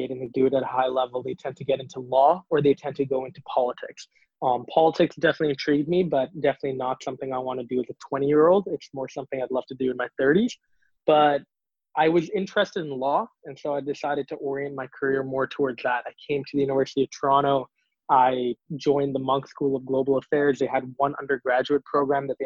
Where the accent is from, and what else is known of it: Singapore; born or raised there; now in Canada